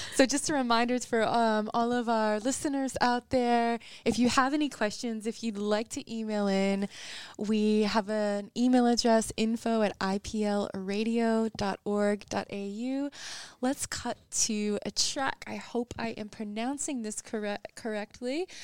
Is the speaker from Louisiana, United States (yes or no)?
no; Paris, Tennessee, United States; moved away as an adult; now in Australia; I'm from a little town in West Tennessee, but I moved over east